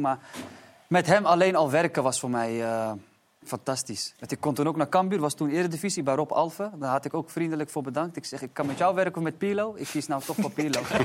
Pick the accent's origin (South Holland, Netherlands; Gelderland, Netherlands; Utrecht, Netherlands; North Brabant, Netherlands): Utrecht, Netherlands; Amersfoort; also born or lived in Istanbul, Turkey; ik kom uit Amersfoort en ik was best wel gebonden altijd aan mijn omgeving